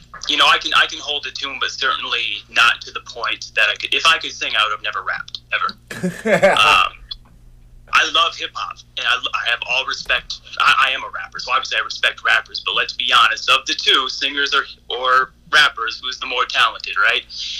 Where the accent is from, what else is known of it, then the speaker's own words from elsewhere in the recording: Iowa, United States; also born or lived in Indianapolis, Indiana / Omaha; I was born in Indianapolis, Indiana. Moved all over Iowa and Omaha for a while. Did my high school and a few different schools in Western Iowa, Northwestern Iowa.